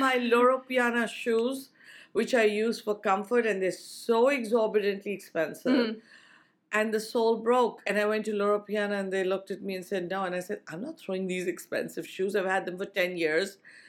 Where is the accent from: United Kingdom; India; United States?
India; I came from India in a culture that we recycle as far as possible